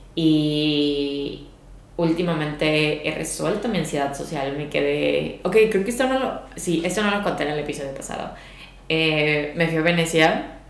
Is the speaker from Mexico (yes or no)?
yes; Mexico; de México